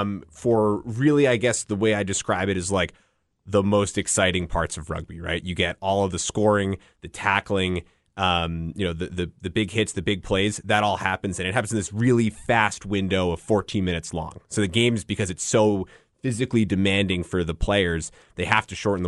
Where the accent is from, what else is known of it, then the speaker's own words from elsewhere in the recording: Northeast, United States; I'm from the Northeast originally.